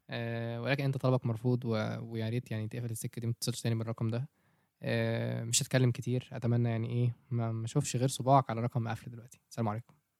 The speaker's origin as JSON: {"language": "Arabic", "country": "Egypt", "said": "عندنا في مصر"}